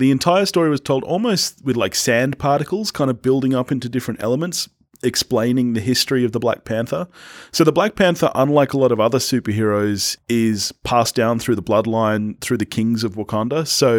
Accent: Australia; This is one of the few times I love being an Australian film fan, is that we get these movies

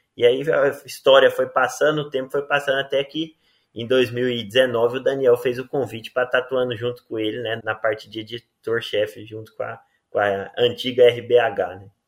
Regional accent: Rio Verde, Goiás, Brazil; also born or lived in Maringá; sou natural de Rio Verde, Goiás

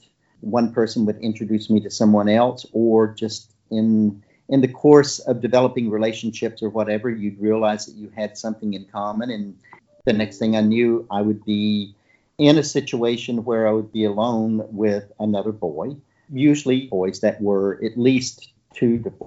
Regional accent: Deep South, United States; growing up in the Deep South

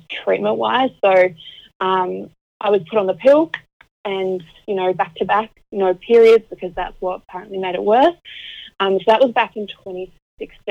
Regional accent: Auckland, New Zealand; moved away as an adult; now in Melbourne, Australia; I'm originally from Auckland in New Zealand, but I'm now living in Melbourne with my husband

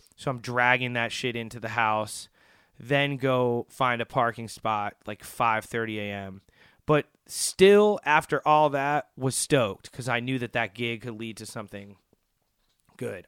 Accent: Wilmette, Illinois, United States; also born or lived in Chicago; I grew up in Chicago, um, r, and mainly grew up right outside in a town called Wilmette, Illinois

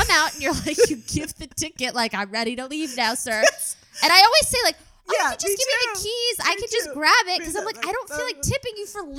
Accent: Maryland, United States; now in Los Angeles, United States; I grew up in Maryland.

